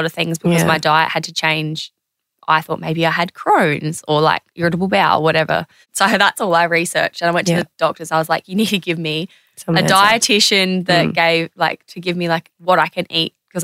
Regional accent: Adelaide, South Australia, Australia; moved away; also born or lived in Sydney; I'm from Adelaide

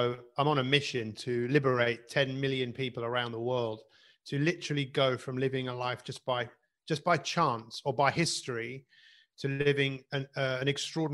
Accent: London, United Kingdom; I grew up in Northwest London

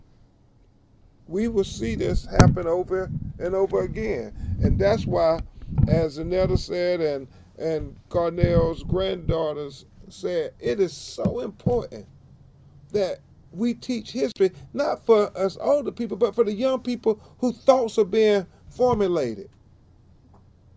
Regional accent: Florida, United States; my home state of Florida

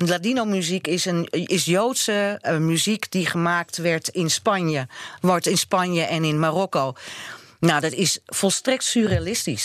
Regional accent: Netherlands; maar ik ben Nederlandse

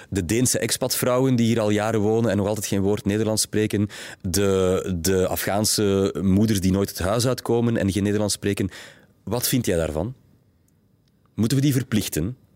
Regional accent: Flanders, Belgium; Wat verbindt ons drie hier aan tafel als Vlaming?

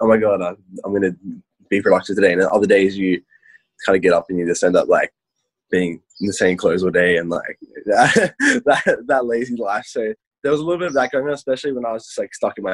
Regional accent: Victoria, Australia; moved away as an adult; now in Sydney, Australia; I was in Victoria in my hometown for a little bit when it was like the severe lockdown

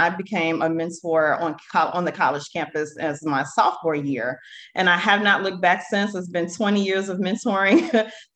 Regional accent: Chicago, Illinois, United States; I'm actually born and raised on the South Side of Chicago, a South Shore community to be exact.

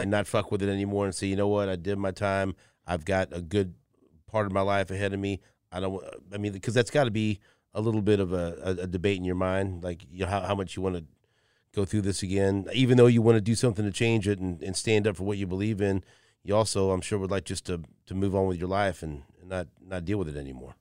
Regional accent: Kansas City, Missouri, United States; we grew up in Northeast

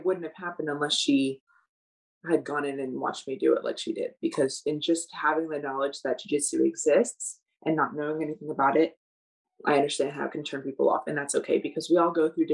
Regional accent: United States; I, as an American

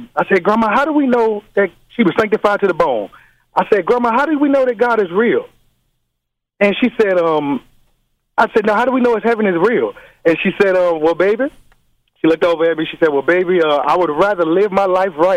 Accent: Chicago, Illinois, United States; now in Los Angeles, United States; All the way from Los Angeles. I'm originally from Chicago

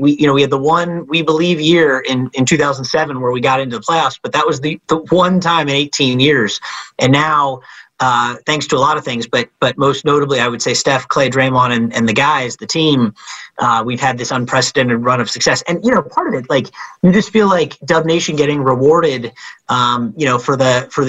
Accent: the Bay Area, California, United States; I grew up in the Bay, you know, going to Warriors games

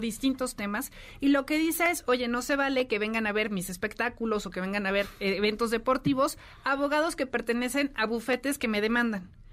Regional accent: Mexico; como mexicanos

